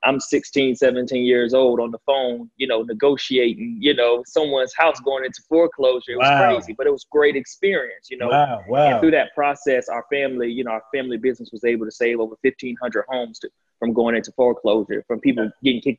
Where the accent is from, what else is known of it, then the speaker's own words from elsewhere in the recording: Atlanta, Georgia, United States; also born or lived in Chicago, Illinois; I'm originally from Chicago, Illinois. My family moved to Atlanta when I was a youngster. So Atlanta is really all I know